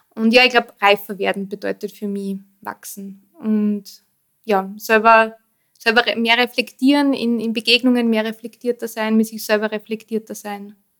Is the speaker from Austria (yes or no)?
yes; Austria; also born or lived in Vienna; dazwischen waren ähm, dann doch 14 Jahre Wien, bevor ich eben wieder in meinen Heimatort zurückgezogen bin.